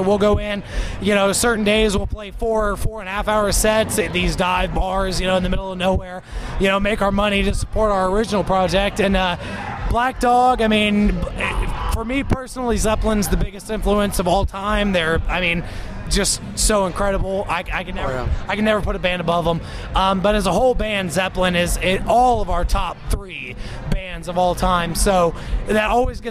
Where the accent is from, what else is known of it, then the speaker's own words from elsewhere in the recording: Columbus, Ohio, United States; We're Columbus natives